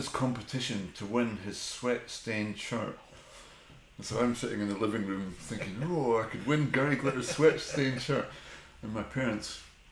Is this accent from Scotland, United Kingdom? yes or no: yes; North Berwick, Scotland, United Kingdom; also born or lived in Harrogate / Seaton Sluice, Northumberland; Till I was four, and then home to Scotland, North Berwick.